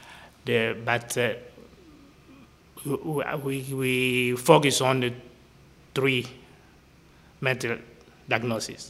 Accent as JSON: {"language": "English", "region": "Kinshasa", "country": "DR Congo", "moved": "yes", "lives_now": "Dallas, United States", "said": "I am from Congo, Kinshasa. I live in Dallas"}